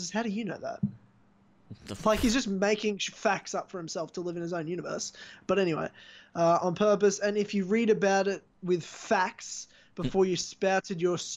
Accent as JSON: {"language": "English", "country": "South Africa", "said": "I'm I'm South African, you racist."}